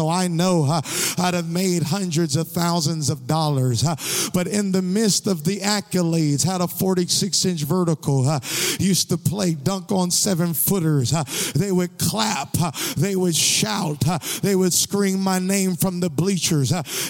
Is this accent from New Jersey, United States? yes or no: no; Louisiana, United States; If you notice, I was born and raised in Louisiana, but I don't have a Louisiana accent.